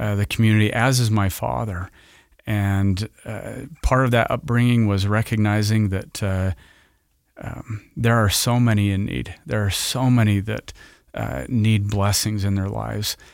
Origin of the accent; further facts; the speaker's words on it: Roy, Utah, United States; I grew up in northern Utah in the Roy area of goodly parents